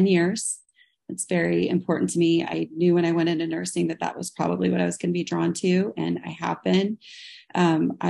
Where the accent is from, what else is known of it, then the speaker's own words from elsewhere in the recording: Kansas City, United States; I'm from Kansas City